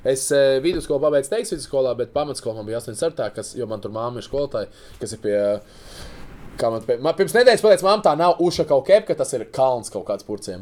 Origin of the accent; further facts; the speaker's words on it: Riga, Latvia; es piedzimu Rīgā